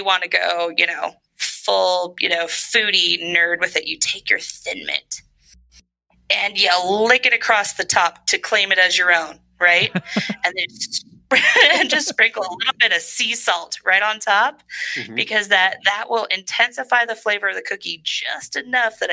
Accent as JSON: {"language": "English", "region": "Northern California", "country": "United States", "moved": "yes", "said": "I'm from Northern California"}